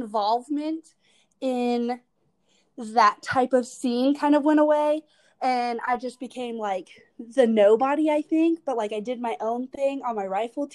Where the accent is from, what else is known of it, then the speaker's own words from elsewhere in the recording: Winder, Georgia, United States; moved away as an adult; also born or lived in Midtown Atlanta; now in Atlanta, United States; I'm from Winder, Georgia, which is basically the middle of nowhere. It's like 30 minutes away from Athens, Georgia, which is where UGA is at. Yeah, and I just grew up there my whole life, and I just recently moved to Midtown